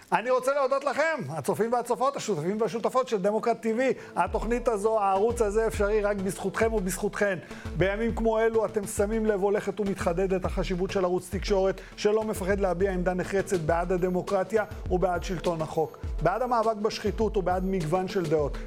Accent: Israel; also born or lived in Baghdad, Iraq; אני לא יליד הארץ, אני התחנכתי... צמחתי בארץ, הגעתי פה ב-71

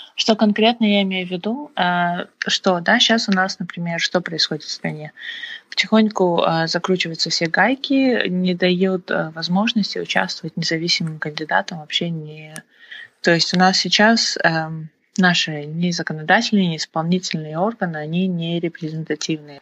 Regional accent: Kazakhstan; кто мы, казахи и вообще казахстанцы

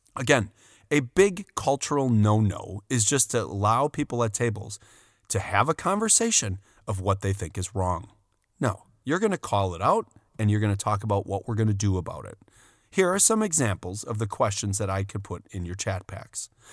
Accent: Wisconsin, United States; We're from Wisconsin.

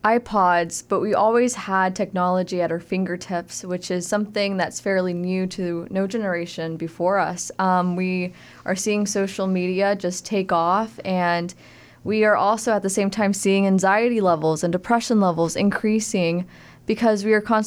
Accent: Tyler, Texas, United States; now in Cleveland, United States; I am originally from Tyler, Texas. I studied human resources from the University of Texas at Tyler

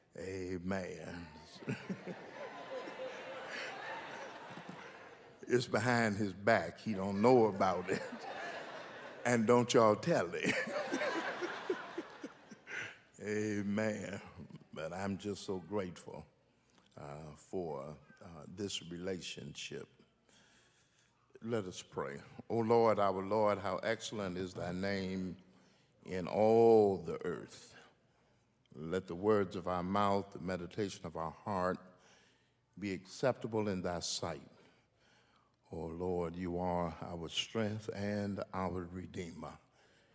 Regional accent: Michigan, United States; moved away; I'm from Michigan

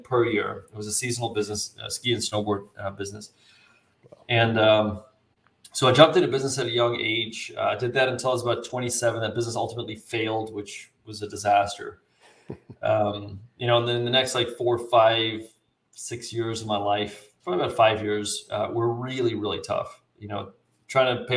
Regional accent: South Africa; now in United States; I was actually born and raised in South Africa

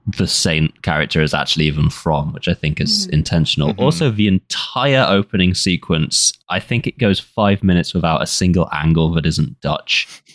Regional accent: Devon, South West England, United Kingdom; I grew up in Devon and didn't think I'd have moved back quite this quickly.

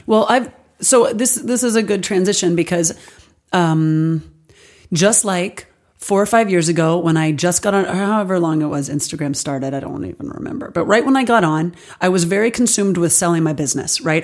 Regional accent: Alabama, United States; now in Los Angeles, United States; I grew up in Alabama

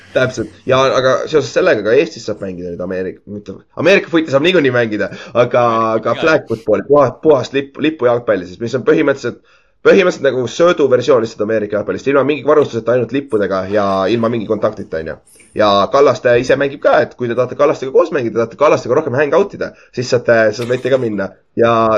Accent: Estonia; minu teada ma olen esimene eestlane, kes üldse mängis GFL ühes

